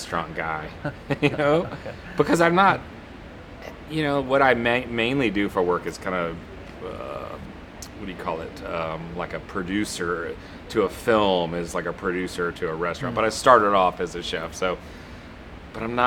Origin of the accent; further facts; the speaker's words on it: Texas, United States; moved away; also born or lived in Atlanta; growing up in Texas